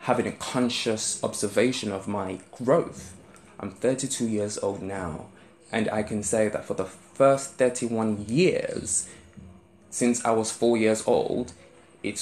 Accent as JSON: {"language": "English", "region": "London", "country": "United Kingdom", "accent": "South London"}